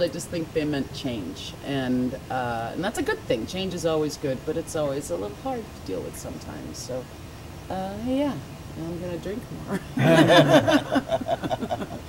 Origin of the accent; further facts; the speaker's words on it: New Jersey, United States; we're both from New Jersey